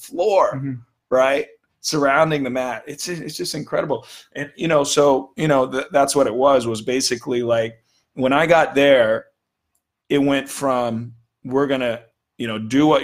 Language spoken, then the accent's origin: English; Hawaii, United States; as Hawaiian kids, you know, kids out in Hawaii